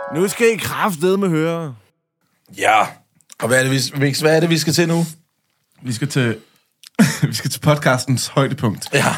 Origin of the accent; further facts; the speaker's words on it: Lolland, Zealand, Denmark; jeg er fra Lolland